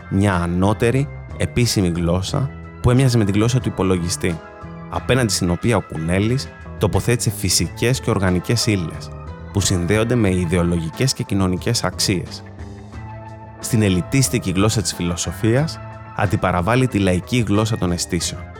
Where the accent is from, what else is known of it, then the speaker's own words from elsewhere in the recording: Greece; born there; Πολύ όμορφο γιατί είμαι περήφανο που γεννήθηκα στην Ελλάδα αλλά πάντα ένα ληξιαρχικό στοιχείο.